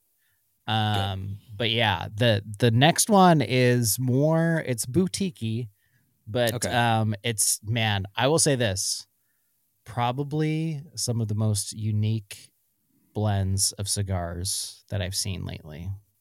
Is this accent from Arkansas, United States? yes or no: no; Washington, United States; At least, like, where I grew up in Central Washington.